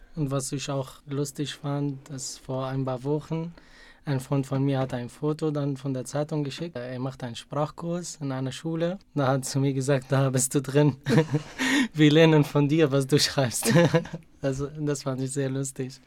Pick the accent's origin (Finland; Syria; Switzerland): Syria; German is a second language; moved away as an adult; now in Munich, Germany; In Syrien musste ich jeden Tag entweder mit dem Bus oder mit einem kleinen Bus zur Universität fahren